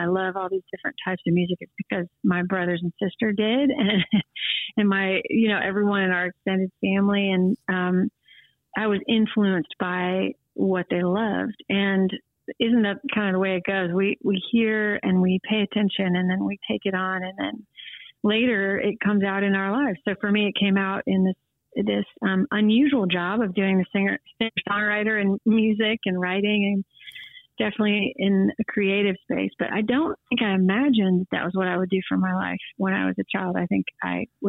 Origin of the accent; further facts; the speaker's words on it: St. Louis, Missouri, United States; I grew up in St. Louis, Missouri